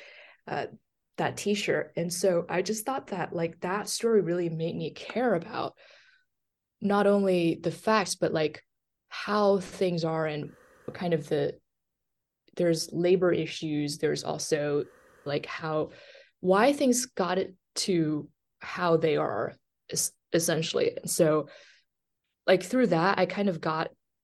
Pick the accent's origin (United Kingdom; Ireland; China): China; southern China; English is a second language; moved away as an adult; also born or lived in Beijing / Missouri / North Carolina; now in Omaha, United States; I was born and raised in China